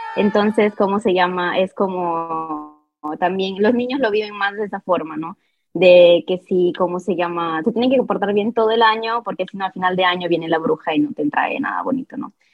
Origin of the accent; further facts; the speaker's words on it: Milan, Lombardy, Italy; first language Italian; Spanish is a second language; yo personalmente que soy nacida eh, aquí en Milán, pero mis padres obviamente son peruanos